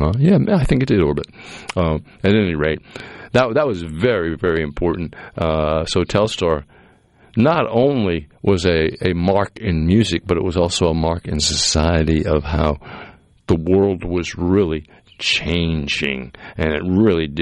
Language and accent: English; Massachusetts, United States; I grew up in Massachusetts